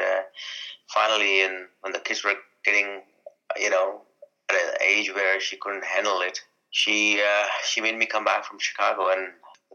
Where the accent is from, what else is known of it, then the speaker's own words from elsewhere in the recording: India; now in Canada; I'm Indian